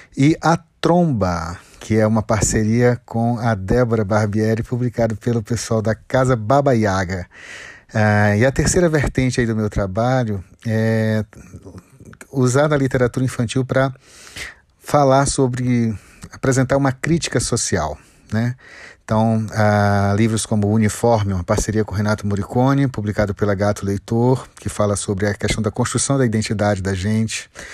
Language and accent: Portuguese; Ceará, Brazil; now in Brasília, Brazil; eu venho do Ceará, mas moro em Brasília